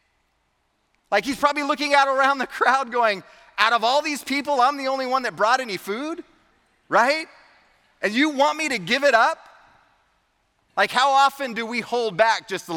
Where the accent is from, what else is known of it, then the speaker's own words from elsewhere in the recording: the Bay Area, California, United States; I grew up in the Bay Area, and I got to go to countless zoos and amusement parks, and I even saw the Nutcracker in San Francisco